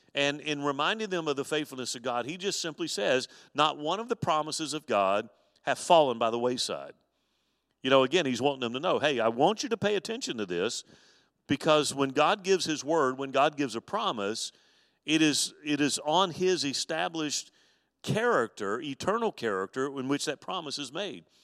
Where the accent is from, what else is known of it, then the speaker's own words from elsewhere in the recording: Mobile, Alabama, United States; when I was a boy growing up on the Gulf Coast with my, my dad